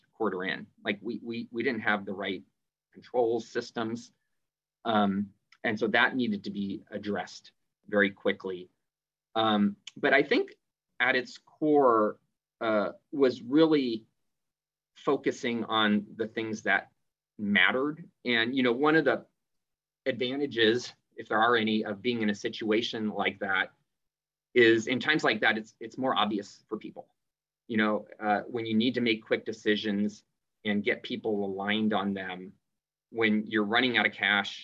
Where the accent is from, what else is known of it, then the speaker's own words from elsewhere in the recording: San Jose, California, United States; I grew up in the Bay Area in San Jose